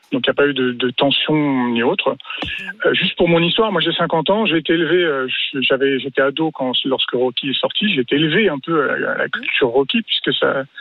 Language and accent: French; Île-de-France, France; also born or lived in Bouches-du-Rhône; now in Aix-en-Provence, France; je suis déjà originaire de l'Île-de-France avec quartier populaire, et donc maintenant, je vis dans le sud